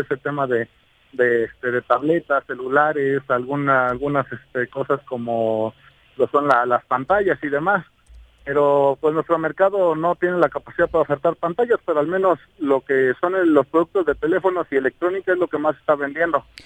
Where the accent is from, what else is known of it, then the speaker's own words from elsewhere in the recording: Cuernavaca, Morelos, Mexico; la mayoría de la gente que convivimos ahí en la Plaza Lido somos gente de Cuernavaca y gente que no nos queremos ir